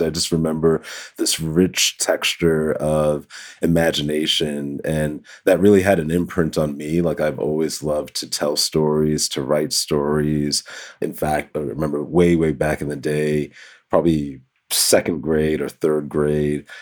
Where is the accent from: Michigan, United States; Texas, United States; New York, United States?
New York, United States; New York City; I grew up in the Bronx, New York, the Boogie Down Bronx